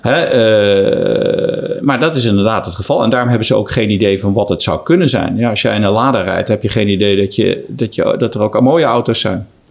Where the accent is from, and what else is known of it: Netherlands